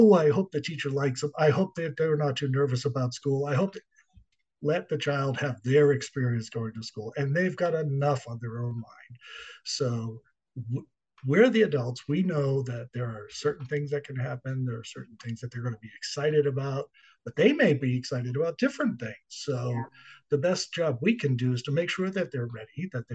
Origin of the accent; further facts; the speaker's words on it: Boston, Massachusetts, United States; moved away as an adult; also born or lived in Washington, D.C. / Dallas; I grew up in Boston